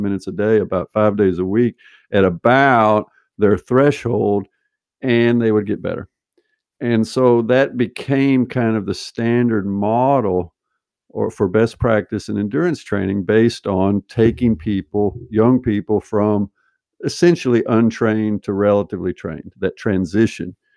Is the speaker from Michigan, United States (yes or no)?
no; Arkansas, United States; moved away as an adult; also born or lived in Berkeley, California; now in Norway; my dad at ten, he moved us to Arkansas to take a job, built a house out in the country